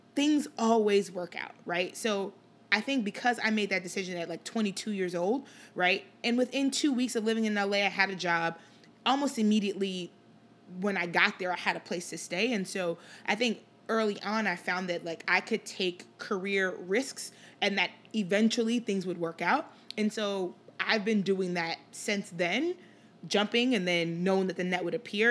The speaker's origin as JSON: {"language": "English", "town": "Chicago", "region": "Illinois", "country": "United States", "tie": "born or raised there", "also_born_or_lived": "Liberia", "said": "I spent most of my childhood here in the Chicagoland area, uh, grew up in Rogers Park and then did high school in the suburbs"}